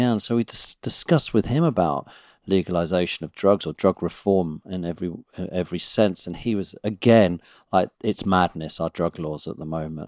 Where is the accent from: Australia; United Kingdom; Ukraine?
United Kingdom; as British people